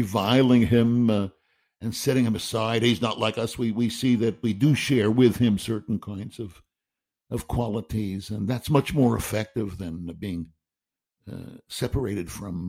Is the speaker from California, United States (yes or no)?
no; New York City, New York, United States; I'm a Jew from Queens.